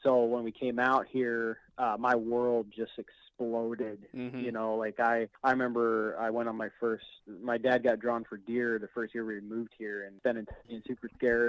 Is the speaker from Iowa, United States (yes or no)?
no; Arizona, United States; born or raised there; also born or lived in New Mexico, United States / Queens, New York, United States